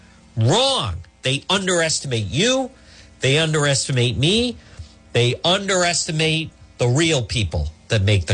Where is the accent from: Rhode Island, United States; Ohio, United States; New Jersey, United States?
Rhode Island, United States; Cranston; Ferncrest, where I grew up, is right there.